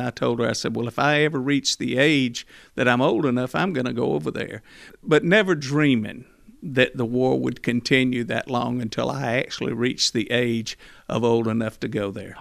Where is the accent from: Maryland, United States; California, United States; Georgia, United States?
Georgia, United States; Macon; my home in Macon